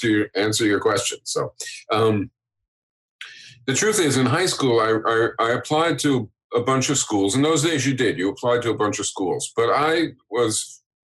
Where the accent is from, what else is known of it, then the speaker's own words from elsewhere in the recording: New Rochelle, New York, United States; at a very young age, they moved to New Rochelle, which is a suburb of New York. And that's where I grew up.